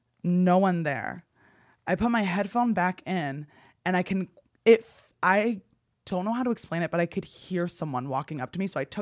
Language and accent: English; New Jersey, United States; So I don't want to say what town I grew up in New Jersey, but there was a reservoir in my town known for UFO sightings.